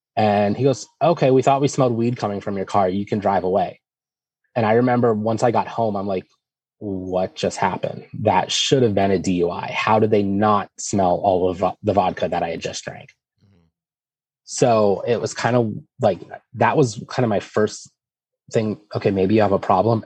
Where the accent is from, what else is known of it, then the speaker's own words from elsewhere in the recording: Erie, Pennsylvania, United States; I'm from Erie, Pennsylvania